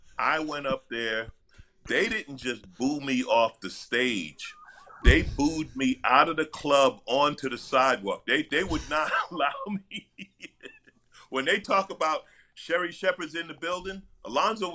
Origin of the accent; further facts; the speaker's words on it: New York, United States; moved away; also born or lived in Los Angeles; I'm from New York, but my career, I started